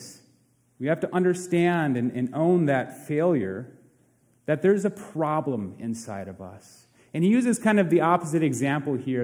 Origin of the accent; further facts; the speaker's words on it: Princeton, United States; my hometown of Princeton